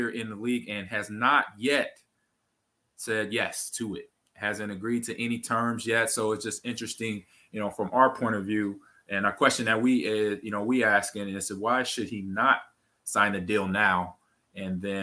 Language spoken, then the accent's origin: English; United States; I'm from America